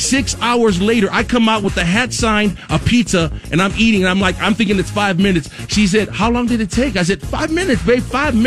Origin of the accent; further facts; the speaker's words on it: Compton, California, United States; So I got this Compton hat. So I grew up in Compton, and it was my dream to share the stage.